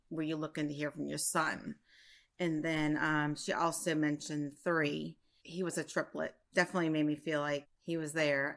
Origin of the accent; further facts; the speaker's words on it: Prairieville, Louisiana, United States; I'm from Prairieville, Louisiana, in between New Orleans and Baton Rouge.